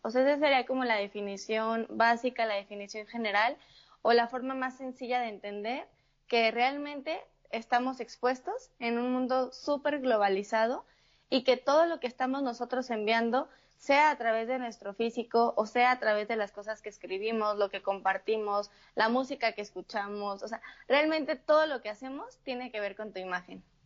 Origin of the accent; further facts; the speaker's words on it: Morelia, Michoacán, Mexico; yo soy de una ciudad que se llama Morelia, eh, dentro de México